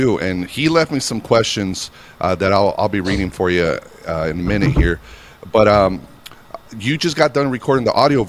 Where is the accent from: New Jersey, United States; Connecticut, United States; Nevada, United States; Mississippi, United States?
Nevada, United States; Reno; In Reno, Nevada, my hometown